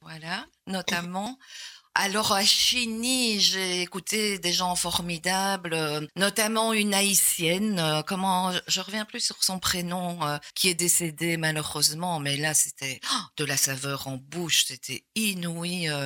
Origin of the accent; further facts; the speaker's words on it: Gosselies, Wallonia, Belgium; moi je suis né à Gosselies, à l'ancienne maternité de Gosselies.